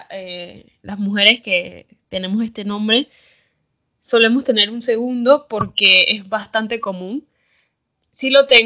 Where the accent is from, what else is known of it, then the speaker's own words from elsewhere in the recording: Panama; Tengo 24 años, soy la segunda hermana de cuatro hijas, soy panameña